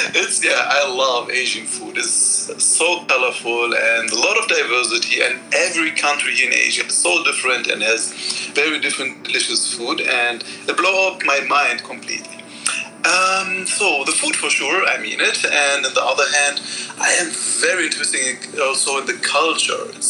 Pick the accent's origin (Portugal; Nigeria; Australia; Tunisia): Tunisia; Tunis, Tunis Governorate; also born or lived in Germany / Malaysia; now in Taiwan; I'm 30 years old and originally was born and raised in Tunis, in Tunisia. It is a North African country.